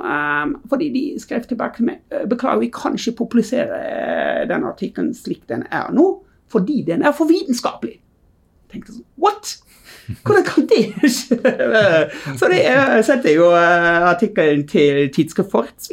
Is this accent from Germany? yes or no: yes; Germany; Norwegian is a second language; moved away as an adult; now in Bergen, Norway; Ja, jeg er tysk.